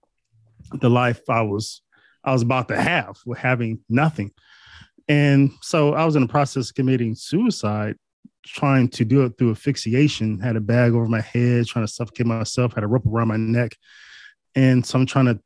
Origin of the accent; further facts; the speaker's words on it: Northeast Ohio, United States; I'm from Northeast Ohio.